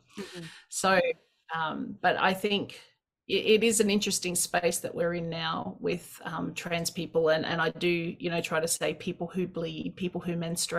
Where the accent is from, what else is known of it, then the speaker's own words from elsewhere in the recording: Australia; I'm Australian. I should be able to go wherever I want.